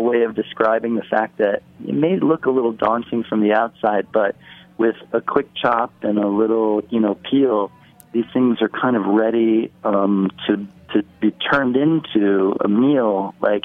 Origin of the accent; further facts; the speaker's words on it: Midwest, United States; now in New York City, United States; I grew up in the Midwest